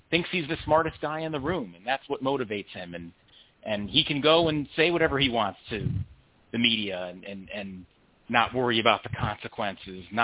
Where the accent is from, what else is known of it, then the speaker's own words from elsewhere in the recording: Connecticut, United States; I'm from Connecticut, as is he.